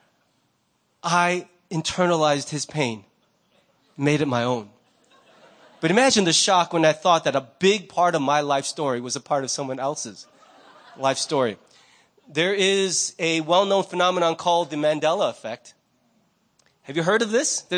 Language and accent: English; United States; I'm Korean American.